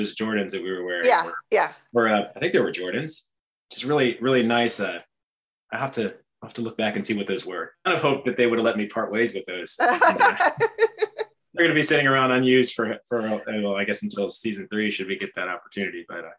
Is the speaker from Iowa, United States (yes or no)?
no; South Carolina, United States; born or raised there; also born or lived in Hawaii